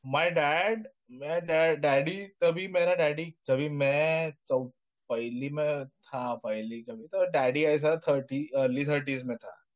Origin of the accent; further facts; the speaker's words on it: just outside Bombay, village just before Goa, Maharashtra, India; मैं बॉम्बे में भी पूरा कभी गया नहीं बॉम्बे के जस्ट पहले वाला